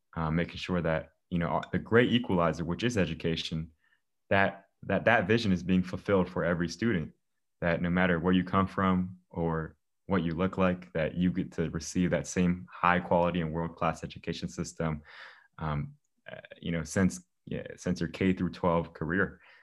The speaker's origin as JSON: {"language": "English", "town": "Germantown", "region": "Maryland", "country": "United States", "tie": "born or raised there", "said": "I'm from Germantown, Maryland, born and raised here my whole life."}